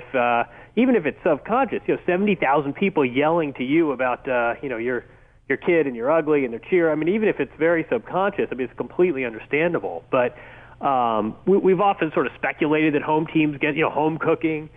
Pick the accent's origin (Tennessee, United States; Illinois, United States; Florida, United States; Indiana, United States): Indiana, United States; we grew up together in Indiana